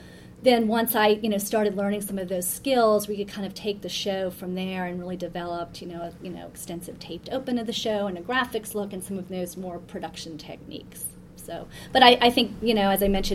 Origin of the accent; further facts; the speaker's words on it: New Orleans, Louisiana, United States; moved away as an adult; also born or lived in Washington, D.C.; I grew up in New Orleans, Louisiana, where politics is sort of sport